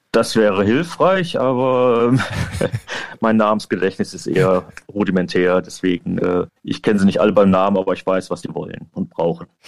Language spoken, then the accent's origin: German; Germany; moved away as an adult; now in Ireland; ich bin hier als Deutscher und ich bin immer noch sehr direkt